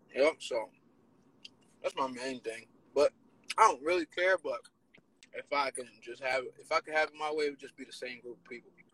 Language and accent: English; Penns Grove, New Jersey, United States; I am from Penns Grove, New Jersey, probably like one of the smallest towns in Jersey